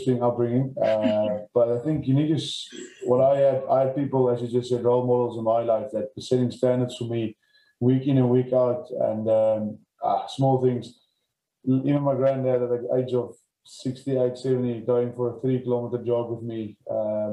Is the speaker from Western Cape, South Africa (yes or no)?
yes; George, Western Cape, South Africa; I grew up in George on a farm, probably 10 kilometers from town.